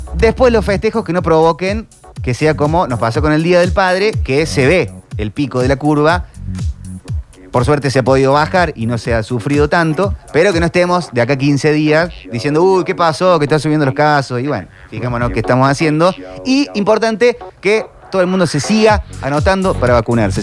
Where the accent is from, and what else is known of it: Córdoba, Argentina